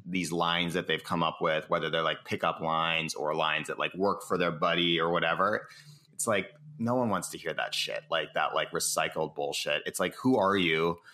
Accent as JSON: {"language": "English", "town": "Cambridge", "region": "Massachusetts", "country": "United States", "tie": "born or raised there", "moved": "yes", "lives_now": "San Francisco, United States", "said": "I was born in Cambridge, Massachusetts"}